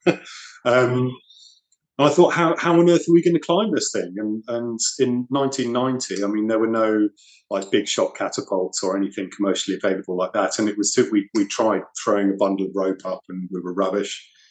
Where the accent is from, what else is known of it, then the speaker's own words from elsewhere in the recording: New Forest, South East England, United Kingdom; I grew up in the New Forest